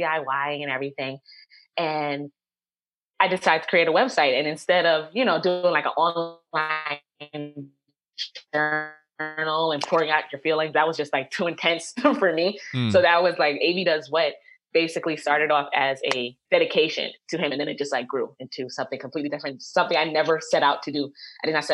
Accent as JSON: {"language": "English", "town": "New York City", "region": "New York", "country": "United States", "tie": "born or raised there", "said": "I'm from Co-op City, the Bronx"}